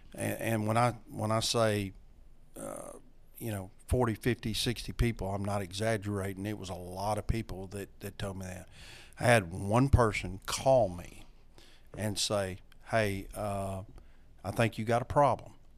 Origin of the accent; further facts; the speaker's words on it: North Louisiana, United States; I am from North Louisiana, been here all my life.